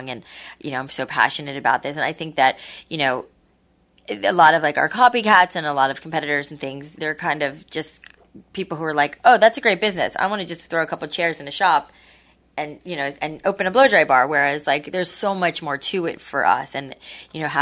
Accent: Boca Raton, Florida, United States; also born or lived in New York; I grew up in Boca. I'm originally from New York, but I grew up in Boca.

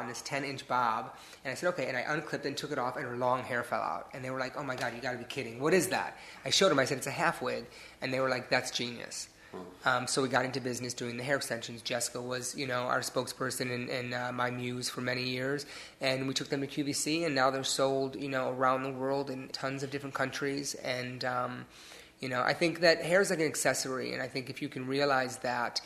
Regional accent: Detroit, Michigan, United States; moved away; My first salon is in my hometown of Detroit

